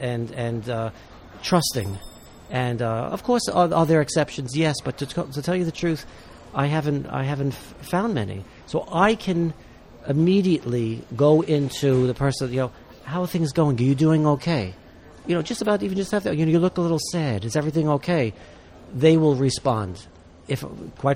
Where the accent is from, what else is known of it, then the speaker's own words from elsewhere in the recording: New York City, New York, United States; I'm a New Yorker